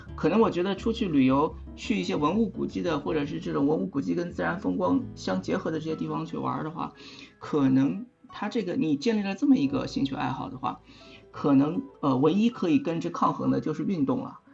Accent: Shanghai, China; 我来自上海，现在在陆家嘴上班，算是一个，呃，金融业的打工仔

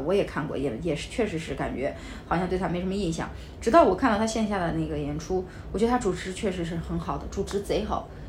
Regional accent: Henan, China; 我也是河南人

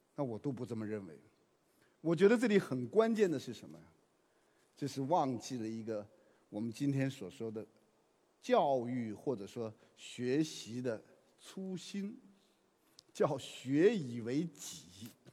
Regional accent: China; 我们中国人讲究和谐

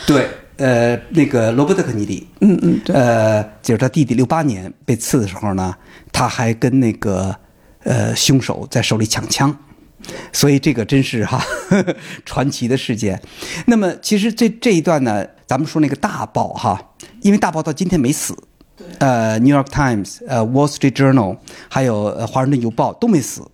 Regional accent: China; 我们中国人在使用，呃，微信、微博的时候

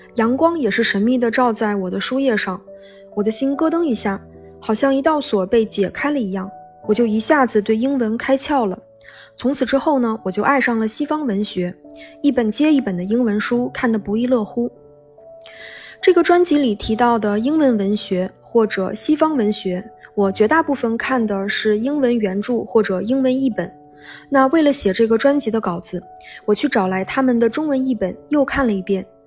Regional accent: Benxi, Liaoning, China; moved away; 我的家乡是东北的一个小城市，本溪

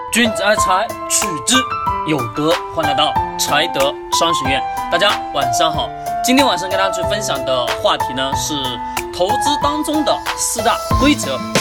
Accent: Hengyang, Hunan, China; 我作为一个衡阳人，我也是第一次上衡山

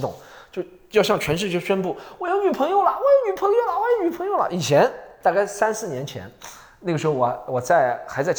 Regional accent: Shanghai, China; 但是作为上海人，大多数我知道的话，他八七年跟我一样

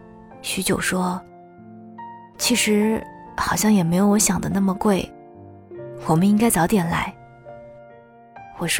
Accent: Shanghai, China; 我是土生土长的上海姑娘呀。我很少在节目里提及对这座城市的喜爱

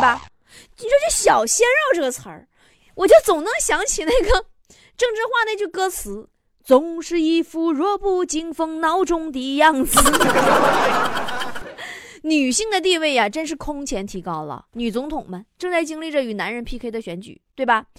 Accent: Northeast China, China; 作为一个东北人

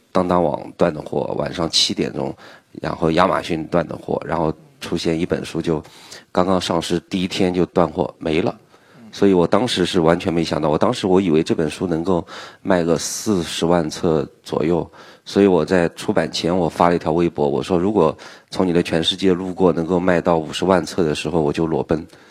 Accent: a small town in Nantong, Jiangsu, China; 我的老家是江苏南通，嗯。一个，一个小镇，我们那儿从来没见过榴莲

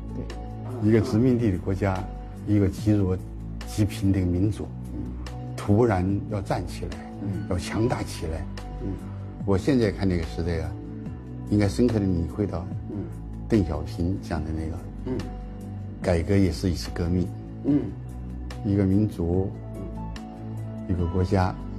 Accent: China; 我们中国人

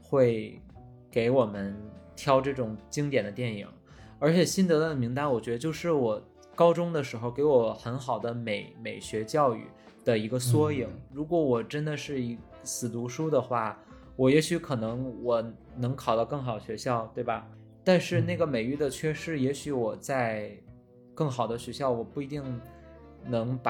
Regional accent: Northeast China, China; 再一个是因为就是我们俩都来自于这个东北的小城市

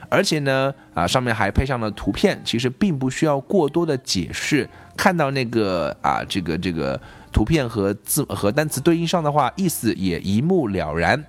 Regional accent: China; 我们中国人学的是另外一套体系，是用音标

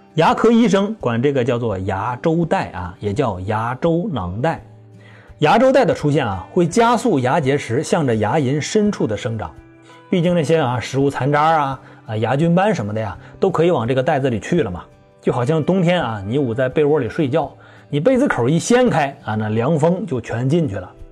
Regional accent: China; 我们中国人

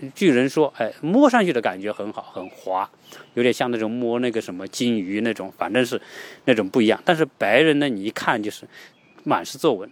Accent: China; now in United States; 毕竟我们也是中国人

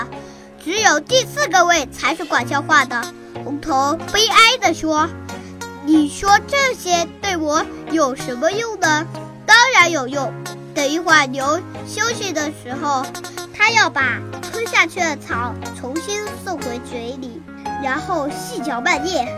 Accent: Xupu, Hunan, China; 今年七岁了。 我来自湖南怀化旭浦县， 是深度传媒苏秦老师的学生

